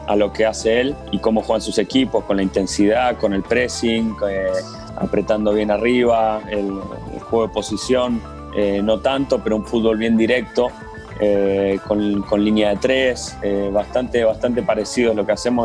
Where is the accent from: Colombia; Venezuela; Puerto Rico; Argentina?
Argentina; moved away; como argentino